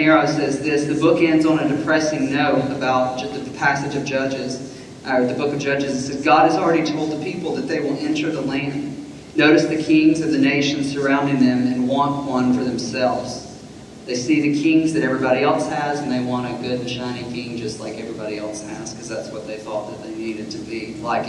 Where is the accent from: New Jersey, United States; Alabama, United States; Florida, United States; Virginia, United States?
Alabama, United States; accent: Alabama; my Alabama accent